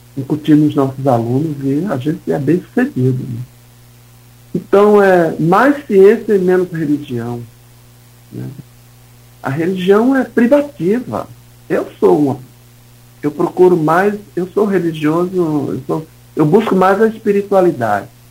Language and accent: Portuguese; Northeast Region, Brazil; now in Campos dos Goytacazes, Brazil; Eu venho do Nordeste, né? Fui cresci no, no interior do Nordeste